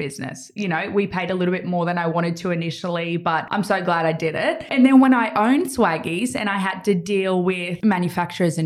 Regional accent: Gold Coast, Queensland, Australia; I'm born and raised on the Gold Coast

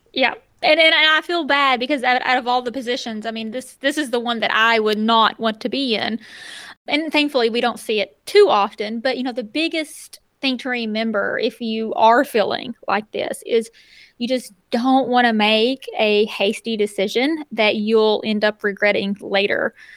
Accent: Northeast Arkansas, United States; moved away as an adult; being able to move back to Northeast Arkansas, be closer to the hometown again

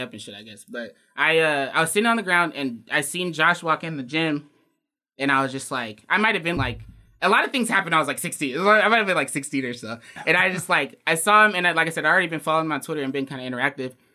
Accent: Alaska, United States; being from Alaska

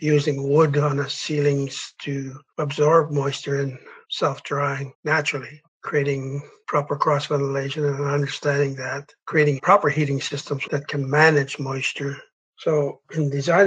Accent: Bella Coola, British Columbia, Canada; I'm from Ballycoola

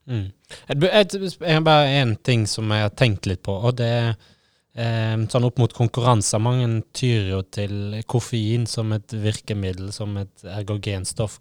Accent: Hardanger, Vestland, Norway; jeg er enkel gutt fra Hardanger

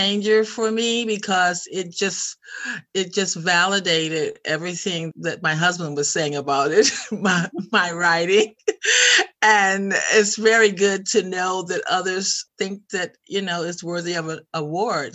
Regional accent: Chicago, Illinois, United States; moved away as an adult; also born or lived in Portland, Oregon; now in Sweden; growing up in Chicago in the South Side and pretty much in poverty with my 5 other siblings

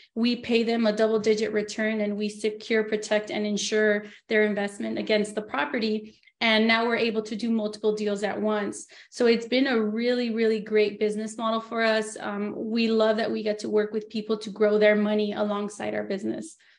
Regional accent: Los Angeles, California, United States; moved away as an adult; now in Yucca Valley, United States; I was born and raised in Los Angeles, but now I live in Yucca Valley

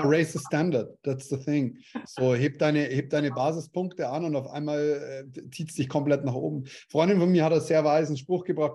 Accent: Bavaria, Germany; Hintertupfinghausen bei uns in Bayern

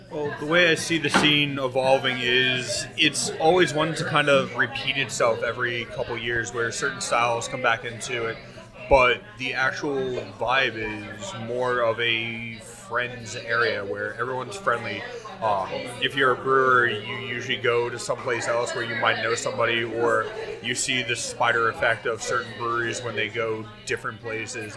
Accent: Long Island, New York, United States; I'm from Long Island

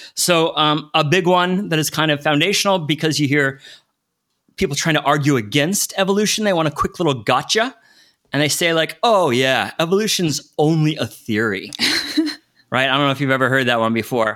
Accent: United States; I grew up in the States

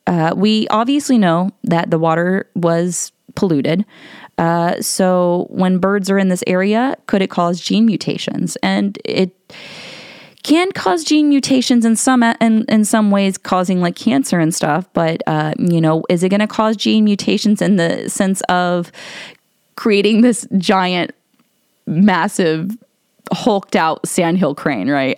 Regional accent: Ohio, United States; I'm from Ohio. So I live about two hours away from, uh, Point Pleasant in West Virginia

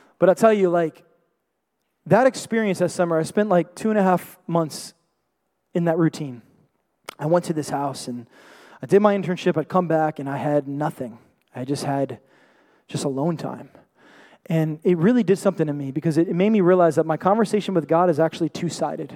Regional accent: New York City, New York, United States; I was born and raised in the Bronx, New York

